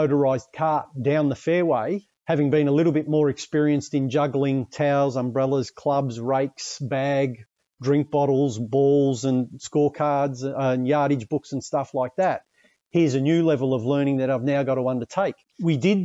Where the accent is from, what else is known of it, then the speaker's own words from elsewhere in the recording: Australia; I was from Australia